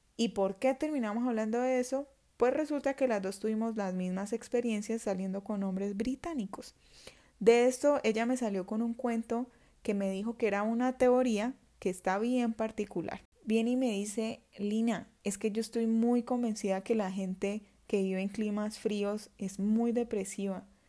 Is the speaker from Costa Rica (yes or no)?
no; Florencia, Caquetá, Colombia; Nosotras somos del Caquetá, somos de una zona tropical de Colombia